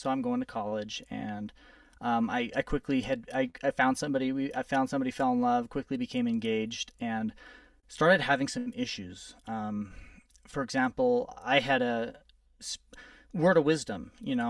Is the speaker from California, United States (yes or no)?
yes; California, United States; born there; also born or lived in New Mexico; Well, I was born in California. I've lived in New Mexico. We moved around a lot when I was growing up.